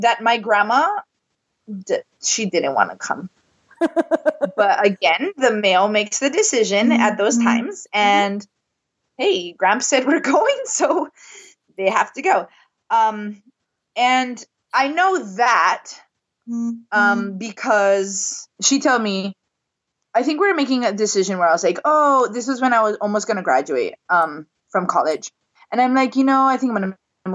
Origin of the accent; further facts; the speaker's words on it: Maui, Hawaii, United States; also born or lived in San Diego; I would consider myself local because I'm born and raised on Maui